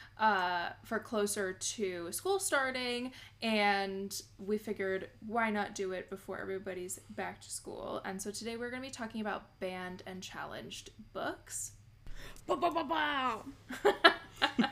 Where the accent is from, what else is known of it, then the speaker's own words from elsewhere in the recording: United States; I am from the States